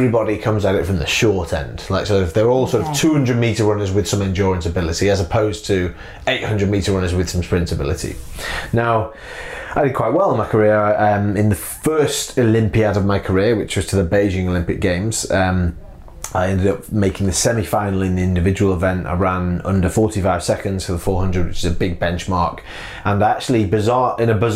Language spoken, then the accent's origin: English; Manchester, North West England, United Kingdom; I'm from Manchester